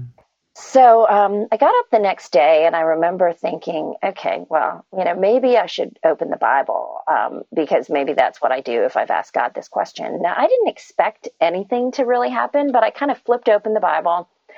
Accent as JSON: {"language": "English", "country": "India", "tie": "born there", "said": "I was born in India to Christian parents."}